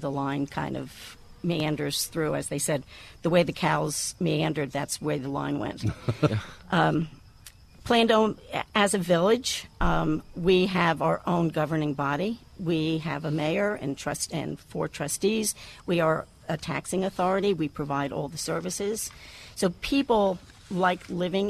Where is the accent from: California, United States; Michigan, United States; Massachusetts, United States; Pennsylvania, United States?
Pennsylvania, United States; moved away as an adult; now in Manhasset, United States; I was born and raised in Pennsylvania